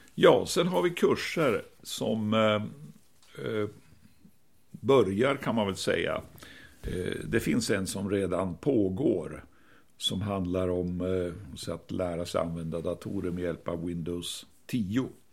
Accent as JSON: {"language": "Swedish", "town": "Piteå", "region": "Norrbotten County", "country": "Sweden", "moved": "yes", "lives_now": "Stockholm, Sweden", "said": "vi är från Piteå. Ursprungligen jag och min fru, både jag och min fru"}